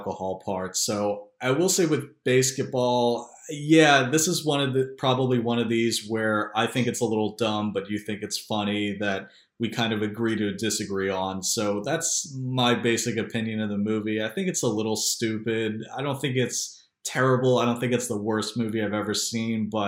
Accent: Philadelphia, Pennsylvania, United States; also born or lived in Baltimore, D.C. area; now in Baltimore-Washington area, United States; I'm from Philadelphia originally, but now live in the Baltimore, D.C. area

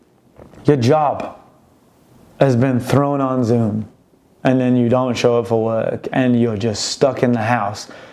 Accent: United Kingdom; I'm British

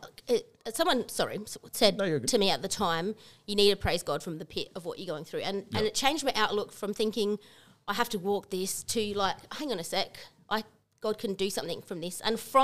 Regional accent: Australia; We're Australian.

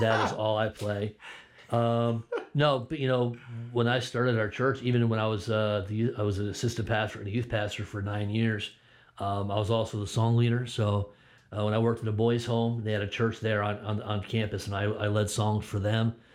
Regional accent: Connecticut, United States; moved away; I'm born and raised in Connecticut

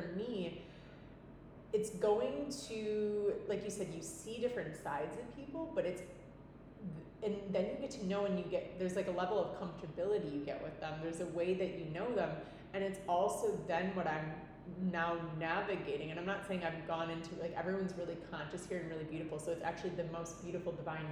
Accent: Milwaukee, Wisconsin, United States; moved away as an adult; now in Nosara, Costa Rica; I'm like, Milwaukee. And I haven't lived there since I was 18.

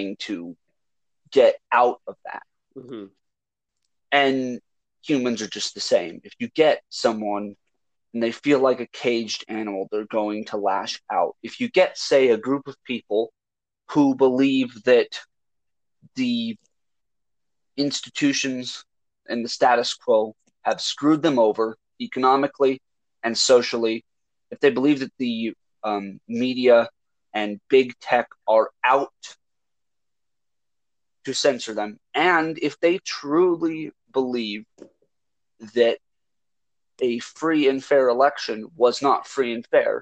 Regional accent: United States; I am an American. I live in the United States. I have never been outside of the country

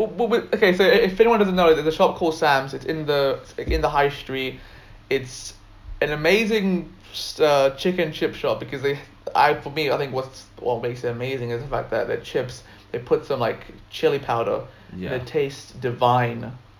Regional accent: India; I think that's like one of the advantages of being an Indian.

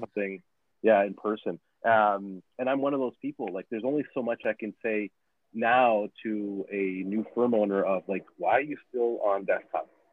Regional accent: Nicaragua; now in Canada; I, I come from Nicaragua. Like I, I'm I'm an immigrant to this country

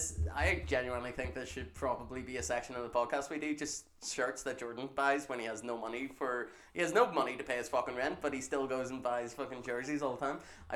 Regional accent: Galway, Connacht, Ireland; I was born in Galway.

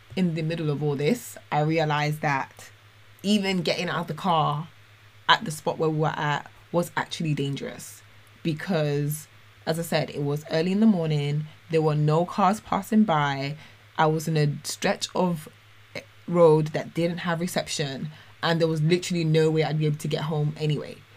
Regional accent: London, United Kingdom; moved away; also born or lived in Dubai; as a Londoner

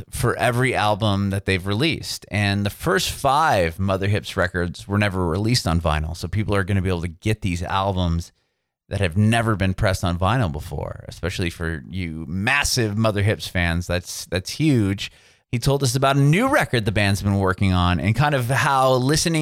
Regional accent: San Diego, California, United States; moved away; also born or lived in San Francisco, California; I'm from San Diego originally.

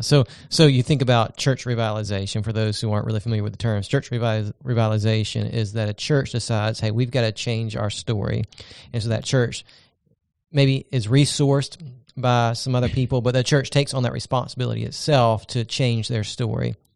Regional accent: Augusta, Georgia, United States; I'm from Augusta, Georgia

